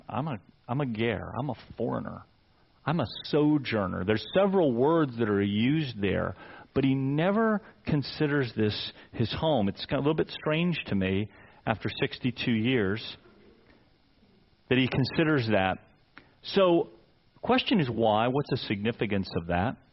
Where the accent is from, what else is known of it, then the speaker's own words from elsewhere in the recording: Fairfax, Virginia, United States; moved away; I'm Northern Virginia guy. I lived away for 15 years, but I was born in Fairfax, and Nancy and I have now been back for 15 years, and I lived in this area longer than anywhere else